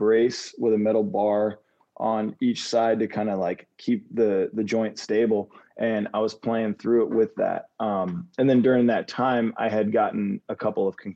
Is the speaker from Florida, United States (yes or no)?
yes; Davie, Florida, United States; growing up in Davie, Florida